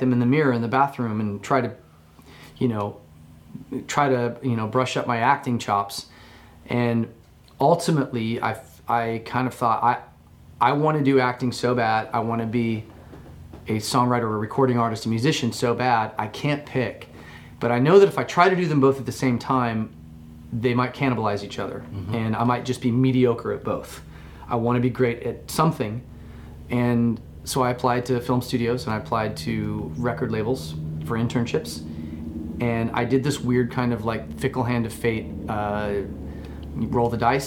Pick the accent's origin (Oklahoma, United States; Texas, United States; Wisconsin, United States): Oklahoma, United States; moved away; also born or lived in Colorado; I was born in Oklahoma